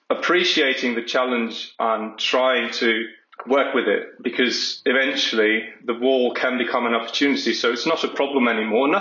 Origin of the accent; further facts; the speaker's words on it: Germany; I've been living in Germany almost all my life.